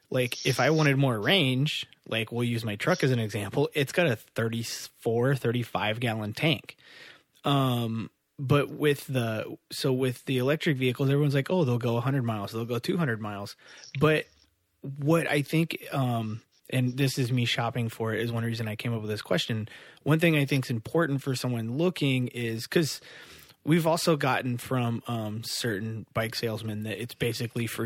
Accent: Midwest, United States; I grew up in the Midwest, um, and like I grew up in like a car and motorcycle family

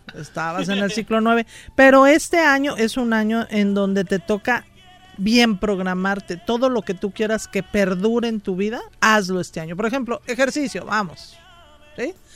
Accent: Mexico City, Mexico; del DF

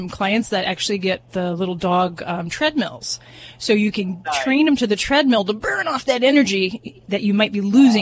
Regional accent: Las Vegas, Nevada, United States; I'm from Vegas

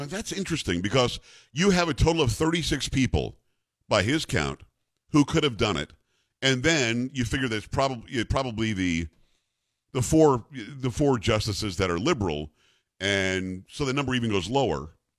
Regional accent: Amityville, New York, United States; moved away; Now let me go to my home state of New York. For those who don't know, I'm from Long Island, New York originally. That's Metro New York.

